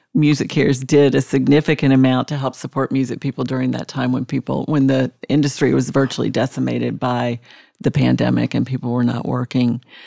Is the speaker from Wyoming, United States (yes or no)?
yes; Jackson Hole, Wyoming, United States; moved away as an adult; also born or lived in Colorado / Providence, Rhode Island / Atlanta, Georgia; now in Nashville, United States; I was born in Nashville and grew up in Jackson Hole, Wyoming. Went to high school there.